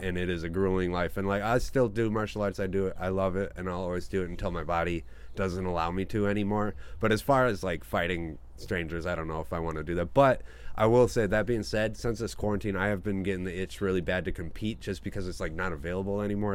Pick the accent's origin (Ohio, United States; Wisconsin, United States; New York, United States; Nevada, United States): Wisconsin, United States; Rhinelander; also born or lived in Culver City, California; I was born in Culver City, California, but then I moved oh. to Rhinelander, Wisconsin, because uh, my dad, my birth father, got a job out there. Um, so he we moved out there when I was young.